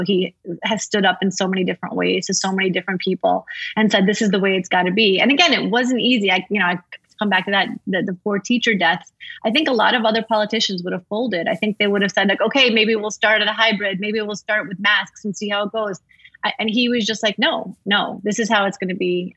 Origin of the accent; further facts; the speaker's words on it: New York City, New York, United States; moved away as an adult; now in Florida, United States; I grew up in Brooklyn.